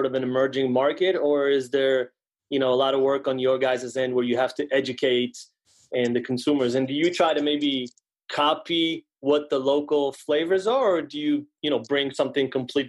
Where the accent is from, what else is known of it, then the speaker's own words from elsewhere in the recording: Israel; also born or lived in New York City; now in West Hartford, United States; I'm originally from Israel.